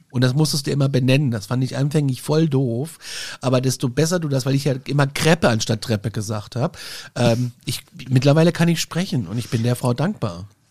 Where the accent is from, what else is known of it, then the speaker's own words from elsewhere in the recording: Aschaffenburg, Bavaria, Germany; Aschaffenburg zählt ja gar nicht wirklich nur auf der Landkarte zu Bayern, eigentlich sind wir ja Hessen